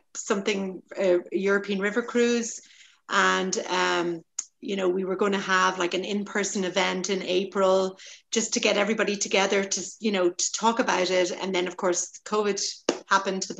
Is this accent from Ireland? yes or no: yes; Dublin, Leinster, Ireland; moved away; I'm originally from Dublin, Ireland